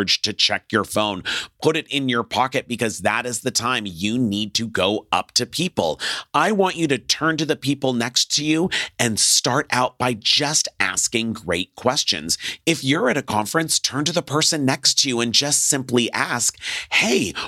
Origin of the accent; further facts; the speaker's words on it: Los Angeles, California, United States; I'm from Los Angeles